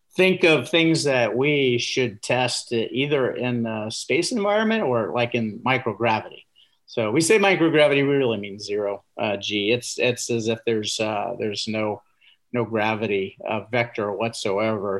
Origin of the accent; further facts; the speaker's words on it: Indiana, United States; I grew up in Indiana